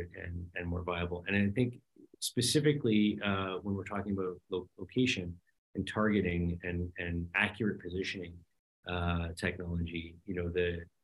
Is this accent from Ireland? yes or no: no; Canada; as a Canadian